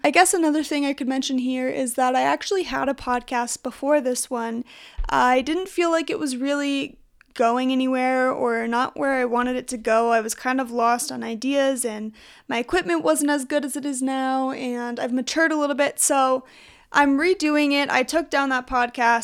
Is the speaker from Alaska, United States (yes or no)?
no; Utah, United States; I'm from Utah